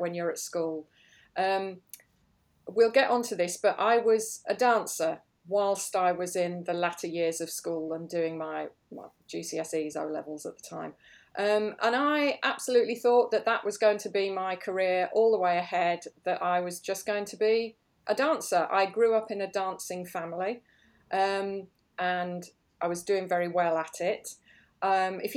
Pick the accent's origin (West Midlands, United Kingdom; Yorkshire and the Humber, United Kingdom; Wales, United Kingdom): West Midlands, United Kingdom; Birmingham; I was brought up in Birmingham, and my parents had a dance school there